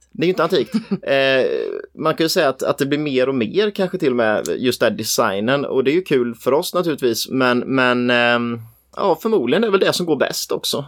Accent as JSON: {"language": "Swedish", "town": "Nässjö", "region": "Jönköping County", "country": "Sweden", "said": "jag är ju från Nässjö"}